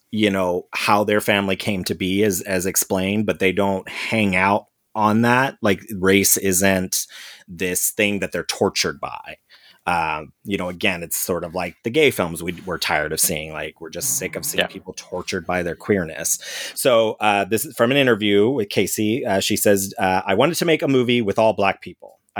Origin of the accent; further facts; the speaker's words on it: St. Louis, Missouri, United States; when I grew up in St. Louis, I was in a black world. I didn't know any white people.